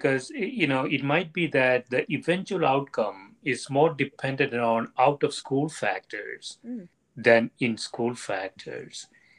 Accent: South India, India; when I was growing up in South India

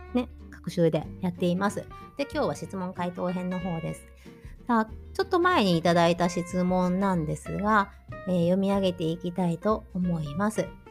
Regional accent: Tokushima, Japan; now in Germany; 私は徳島県の田舎出身なんですけど四国の徳島県ね

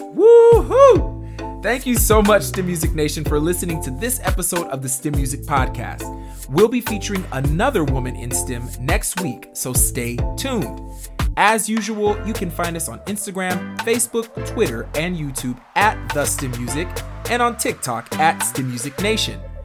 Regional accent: Missouri, United States; also born or lived in Washington State; I moved from Washington State to Missouri

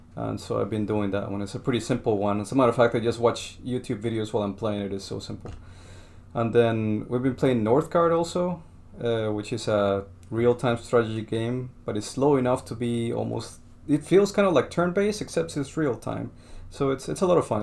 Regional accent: Colombia; moved away; I'm from Colombia

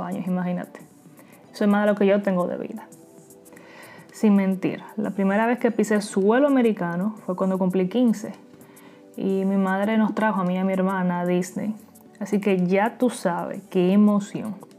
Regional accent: Dominican Republic; moved away as an adult; now in Queens, New York, United States; soy dominicana y actualmente vivo en Queens, New York. Tengo aproximadamente siete años que resido aquí en Estados Unidos

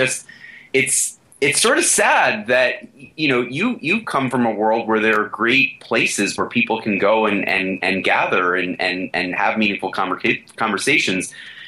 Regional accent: Flushing, New York, United States; Well, I could tell the story of Flushing, Queens one more time, but I appreciate the fact that you'll let people look that up.

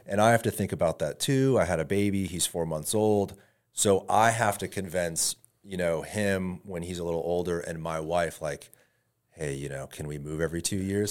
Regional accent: Tampa, Florida, United States; I'm originally from Tampa

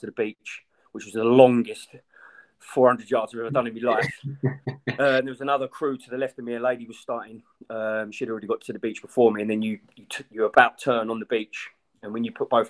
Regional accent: Brentwood, East of England, United Kingdom; I'm from Brentwood. I'm about 36.

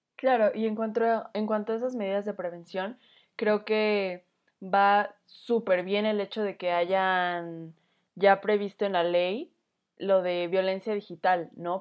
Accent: Mexico; como mexicanos

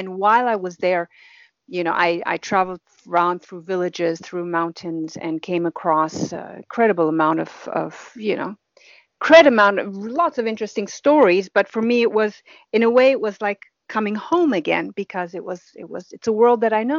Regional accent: West Papua, Indonesia; also born or lived in Nepal / Germany; I'm originally from Germany. My parents are originally from Germany, but I was born in Nepal in the Himalayan mountains. And I was raised in West Papua, Indonesia.

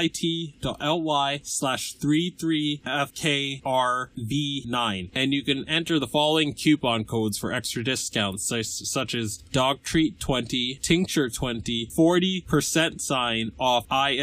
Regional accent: Massachusetts, United States; born or raised there

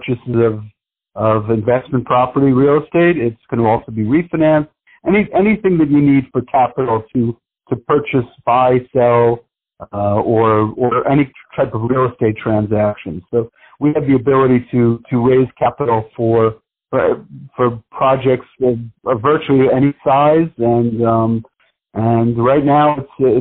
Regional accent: New York City, New York, United States; I grew up in New York City

